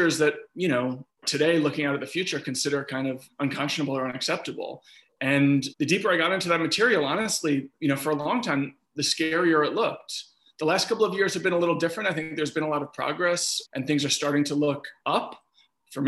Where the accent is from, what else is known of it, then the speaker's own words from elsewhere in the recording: New York City, New York, United States; my brother and I, we grew up in Riverdale.